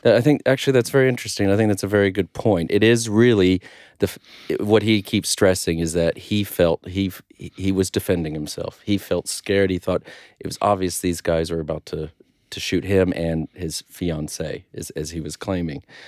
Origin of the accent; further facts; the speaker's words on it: United States; as an American